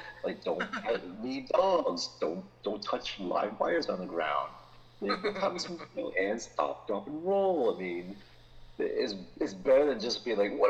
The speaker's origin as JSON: {"language": "English", "country": "United States", "tie": "born or raised there", "said": "I swear I was raised in America, I swear."}